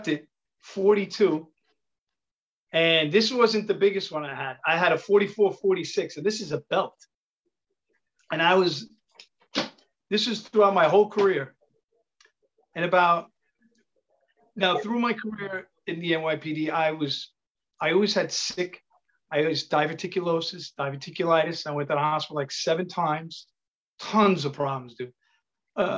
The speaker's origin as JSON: {"language": "English", "town": "New York City", "region": "New York", "country": "United States", "accent": "Italian", "said": "I'm from Queens, but I have an Italian accent."}